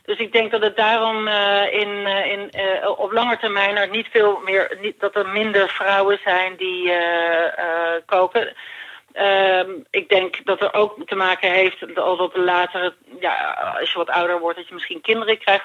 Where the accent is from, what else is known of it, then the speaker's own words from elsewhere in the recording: Ireland; moved away; ik groeide op in Ierland